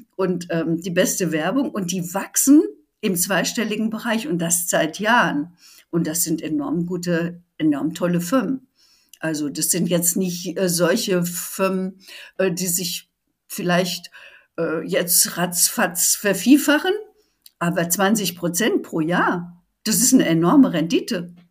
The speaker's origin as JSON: {"language": "German", "country": "Germany"}